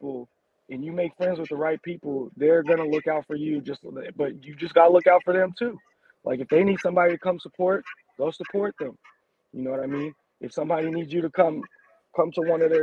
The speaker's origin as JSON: {"language": "English", "town": "Indio", "region": "California", "country": "United States", "tie": "born or raised there", "said": "I was born in Indio"}